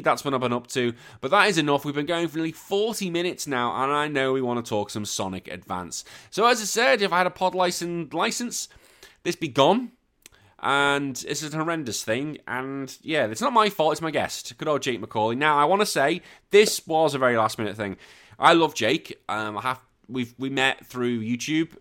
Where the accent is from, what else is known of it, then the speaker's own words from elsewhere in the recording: United Kingdom; now in Australia; I am British as well, living here in Aussie